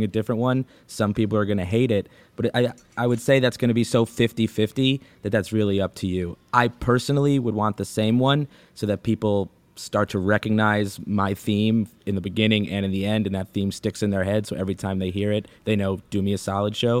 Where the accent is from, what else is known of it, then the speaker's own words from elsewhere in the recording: New York City, New York, United States; now in Los Angeles, United States; I'm born and raised in New York City